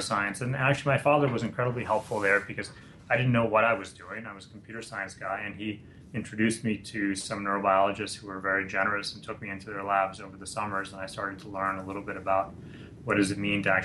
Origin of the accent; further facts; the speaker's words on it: New York, United States; I'm a New Yorker, and I grew up there, was born there and raised there